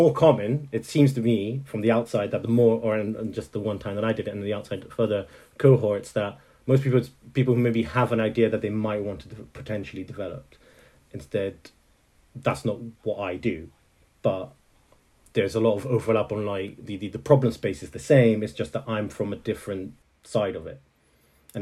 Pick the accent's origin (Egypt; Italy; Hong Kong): Italy; also born or lived in Netherlands; now in Scotland, United Kingdom; I grew up mainly in Italy, but I was born in Holland